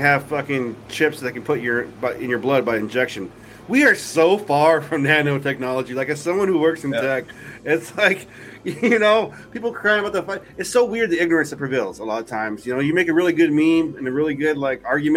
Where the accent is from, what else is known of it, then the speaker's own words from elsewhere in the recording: New Jersey, United States; now in Washington, United States; When I was growing up in Jersey, there's a lake out there that chemicals were dumped by Johnson & Johnson